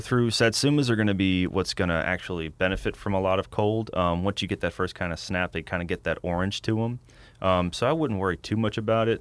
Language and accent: English; Abita Springs, Louisiana, United States; I'm originally from Abita Springs